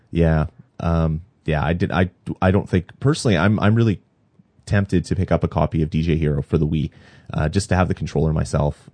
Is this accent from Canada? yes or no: yes; Canada; I'm Canadian